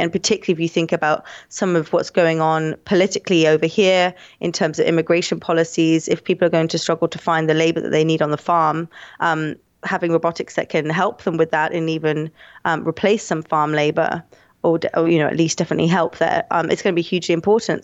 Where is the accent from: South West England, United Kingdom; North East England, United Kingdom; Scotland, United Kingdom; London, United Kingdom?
London, United Kingdom; also born or lived in Hong Kong; I'm from, um, London, London in the U K.